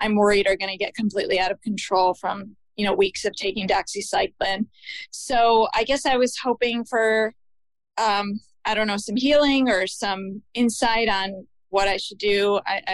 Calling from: Chicago, Illinois, United States; I'm calling from Chicago

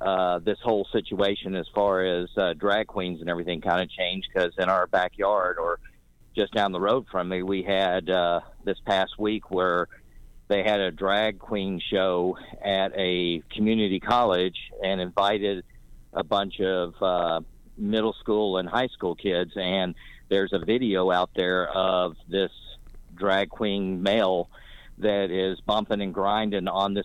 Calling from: North Carolina, United States; I'm calling you from North Carolina

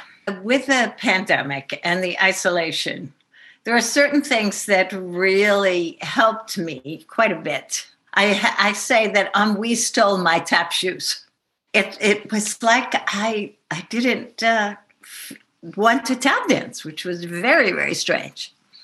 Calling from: Shawangunk Mountains, New York, United States; I am calling from the Shawangunks. I am not in the barn at the moment. I moved down into the village of New Paltz for the winter because it gets pretty icy up there.

